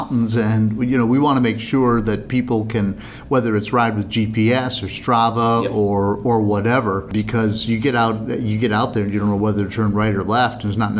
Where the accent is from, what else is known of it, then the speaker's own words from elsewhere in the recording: Roanoke, Virginia, United States; And I say Roanoke, and they don't know where it is.